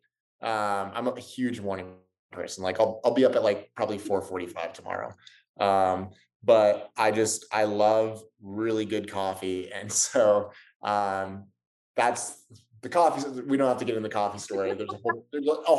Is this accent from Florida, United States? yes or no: no; San Diego, California, United States; accent: Southern California; moved away; I grew up in Southern California, in San Diego.